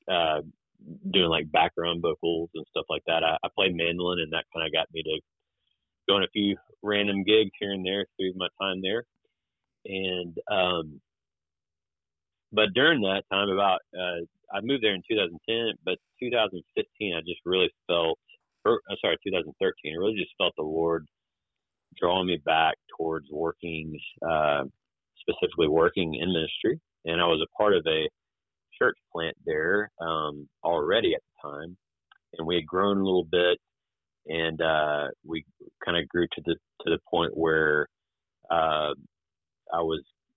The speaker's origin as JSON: {"language": "English", "area": "east of Atlanta, near Athens", "region": "Georgia", "country": "United States", "tie": "born or raised there", "also_born_or_lived": "Nashville, Tennessee / Augusta, Georgia", "moved": "as an adult", "lives_now": "Birmingham, United States", "said": "I grew up east of Atlanta, not too far from Athens, Georgia"}